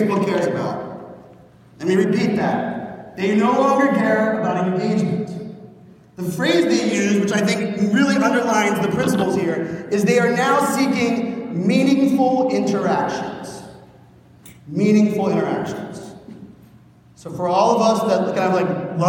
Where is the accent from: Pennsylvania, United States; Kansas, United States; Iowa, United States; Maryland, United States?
Pennsylvania, United States; Pittsburgh; born and raised in Pittsburgh, Pennsylvania